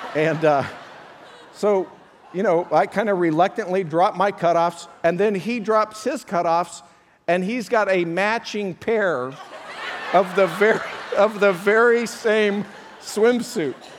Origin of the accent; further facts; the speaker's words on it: Colorado, United States; moved away; back to Colorado, my hometown, I went to a, a high school reunion